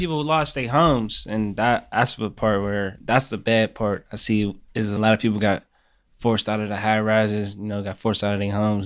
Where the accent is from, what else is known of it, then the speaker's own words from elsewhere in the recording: Pittsburgh, Pennsylvania, United States; I'm from Larmer, from Larmer, east side of Pittsburgh